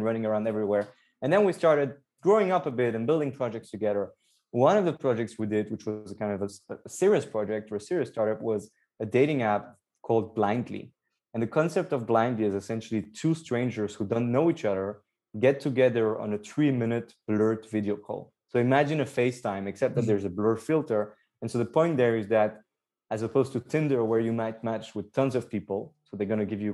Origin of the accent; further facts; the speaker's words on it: Antwerp, Flanders, Belgium; moved away as an adult; also born or lived in Nottingham, United Kingdom / London, United Kingdom; I was born and raised in Belgium, in Antwerp. I grew up all my life there